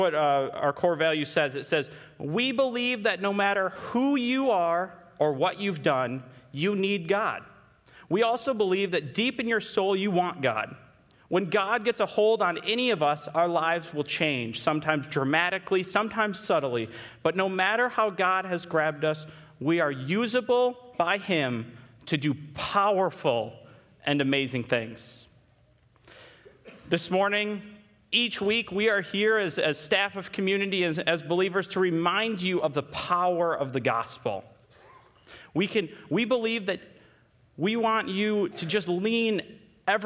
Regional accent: Holland, Michigan, United States; I grew up in Holland my entire life. I went all the way to Hope College for school.

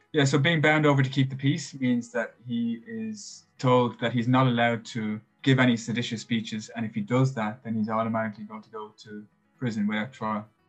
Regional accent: Ireland; as Irish people who grew up with Catholicism

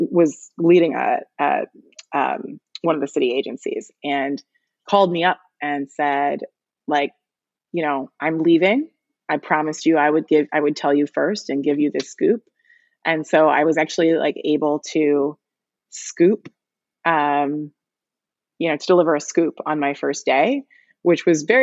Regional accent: New York City, New York, United States; also born or lived in Michigan; I grew up reading the Times. It's my hometown newspaper.

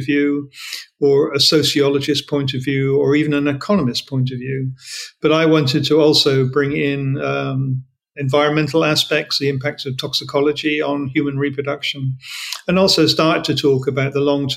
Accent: Australia; as an Australian

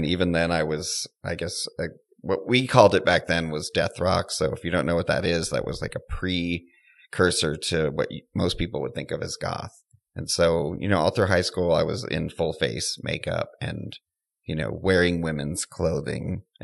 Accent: San Jose, California, United States; also born or lived in San Francisco; Well, I was born in San Francisco. I got carted to San Jose at a young age where I spent my early years and even my high school years.

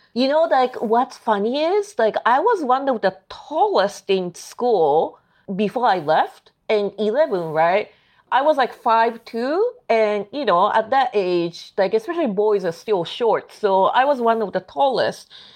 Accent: Tokyo, Japan; English is a second language; moved away as an adult; also born or lived in United States; now in New York City, United States; I'm originally from Tokyo, Japan, but I'm based in New York City.

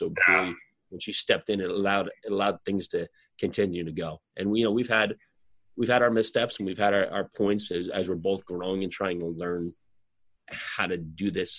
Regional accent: New Jersey, United States; some friends I grew up with in New Jersey

